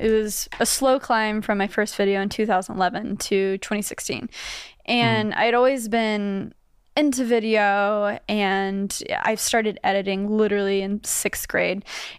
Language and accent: English; Grapevine, Texas, United States; now in New York, United States; I grew up in Dallas, Texas. Grapevine specifically.